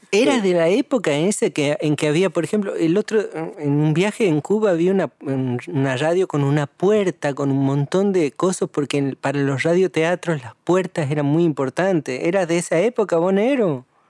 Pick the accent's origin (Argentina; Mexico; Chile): Argentina; Tucumán; now in La Plata, Argentina; a Tucumán, a mi tierra natal